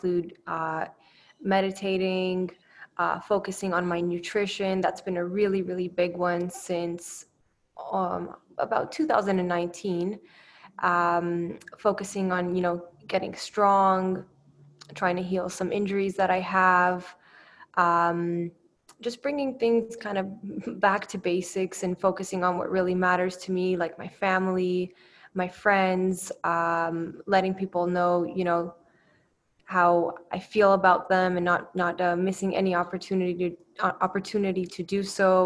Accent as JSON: {"language": "English", "country": "Canada", "tie": "born or raised there", "also_born_or_lived": "Romania", "said": "I'm from Canada. I'm originally from Romania and I came to Canada in 1999. So I was pretty young. So it's fair to say that I'm pretty Canadian"}